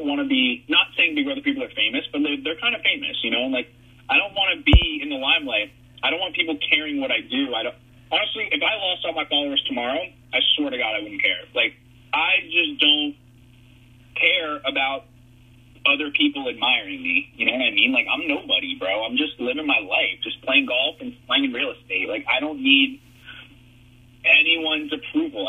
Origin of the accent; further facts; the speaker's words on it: South Florida, United States; I grew up in South Florida